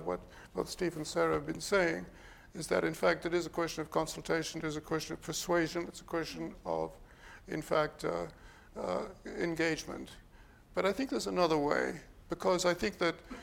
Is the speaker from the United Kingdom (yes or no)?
no; South Africa; now in Toronto, Canada; the city I grew up with in South Africa